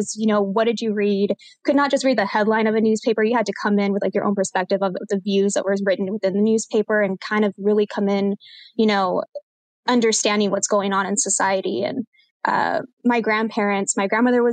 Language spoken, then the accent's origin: English; San Diego, Texas, United States; also born or lived in El Paso, Texas / Edinburg, Texas / Corpus Christi, Texas / Houston, Texas; now in San Antonio, United States; a majority of my upbringing and my childhood is from a small town in South Texas called San Diego, Texas. So that's where I was born and was raised